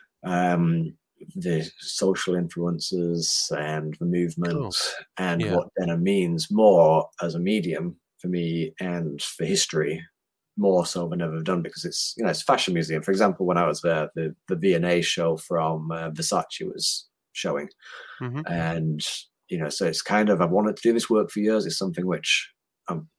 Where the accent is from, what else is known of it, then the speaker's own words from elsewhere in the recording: Huddersfield, Yorkshire and the Humber, United Kingdom; moved away as an adult; also born or lived in Australia / Sweden; in my hometown, you know, the university there is brilliant for textiles, for so much innovation